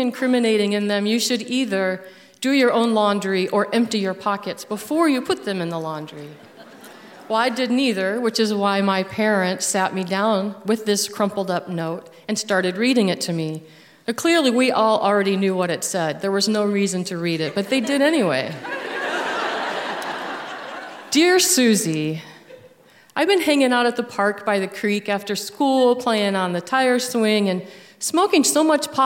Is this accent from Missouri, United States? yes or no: no; Toledo, Ohio, United States; moved away as an adult; also born or lived in New York; I was 13 years old, growing up in Toledo, Ohio